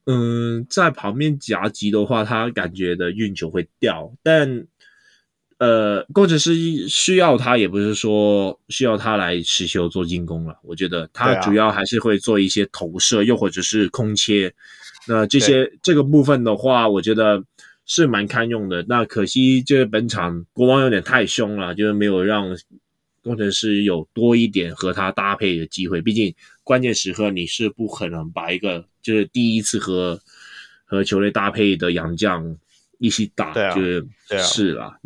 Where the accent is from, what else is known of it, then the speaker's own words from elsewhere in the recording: Hong Kong; 虽然我们香港这边跟你们讲，感觉好像有点没有那么配